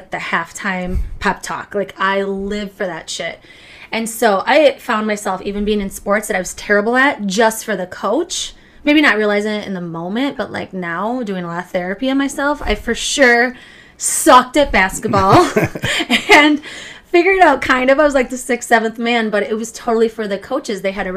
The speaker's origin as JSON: {"language": "English", "town": "Richland Center", "region": "Wisconsin", "country": "United States", "moved": "as an adult", "lives_now": "Minnesota, United States", "said": "I am from Wisconsin"}